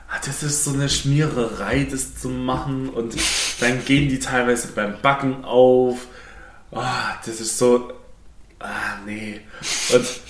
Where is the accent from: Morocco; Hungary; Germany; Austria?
Germany; Swabia; ich darf jetzt als Schwabe nicht Ja sagen